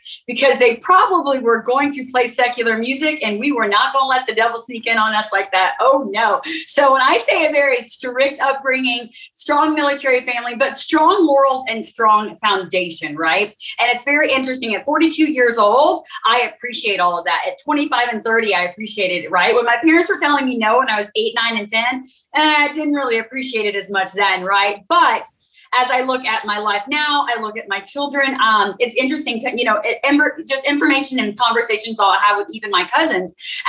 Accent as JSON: {"language": "English", "region": "Oklahoma", "country": "United States", "tie": "born or raised there", "also_born_or_lived": "Texas", "said": "So the beginning, I grew up in Oklahoma, Texas area, military family, traveling."}